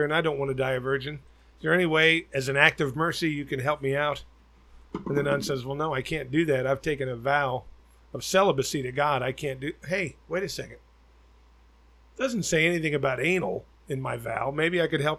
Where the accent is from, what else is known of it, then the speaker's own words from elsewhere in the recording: Tempe, Arizona, United States; moved away; I grew up in Arizona